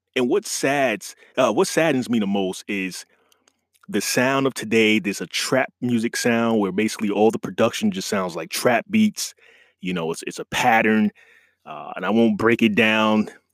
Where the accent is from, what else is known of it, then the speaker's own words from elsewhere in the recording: New York, United States; being a New York guy